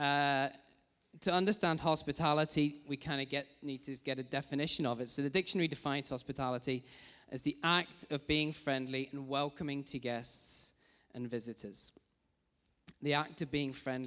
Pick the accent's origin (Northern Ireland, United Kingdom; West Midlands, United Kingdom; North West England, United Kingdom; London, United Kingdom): West Midlands, United Kingdom; Rugby; I grew up in Rugby in the Midlands